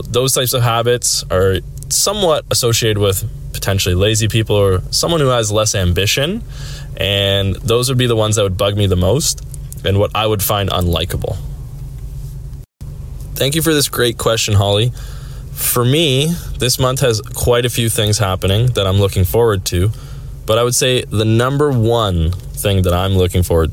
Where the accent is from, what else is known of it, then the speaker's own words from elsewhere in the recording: Sarnia, Ontario, Canada; also born or lived in Whitby, Ontario; my hometown is Sarnia, which is 3 hours from there